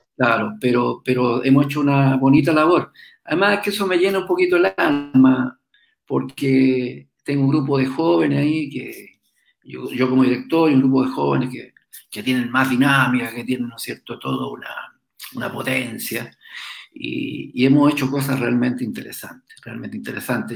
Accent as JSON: {"language": "Spanish", "country": "Chile", "tie": "born or raised there", "said": "yo me crié ahí en el puerto, en los barcos"}